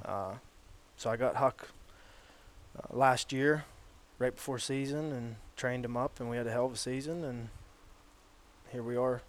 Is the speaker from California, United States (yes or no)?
no; Hastings, Pennsylvania, United States; born and raised in Hastings, PA